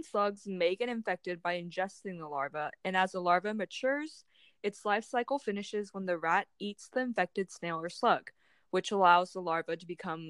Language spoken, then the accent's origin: English; Kingwood, Texas, United States; a sophomore BIMS major at Texas A&M. I'm from Kingwood, Texas, a suburb located right outside of Houston.